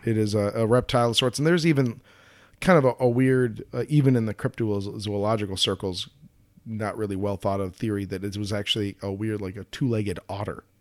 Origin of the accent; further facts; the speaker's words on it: Colorado, United States; growing up in Colorado